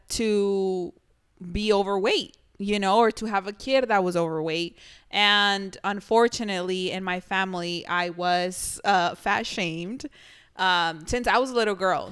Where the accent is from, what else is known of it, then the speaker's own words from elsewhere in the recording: Mexico; moved away; growing up in Mexico, I know I always mentioned this, But you guys have been where I'm from.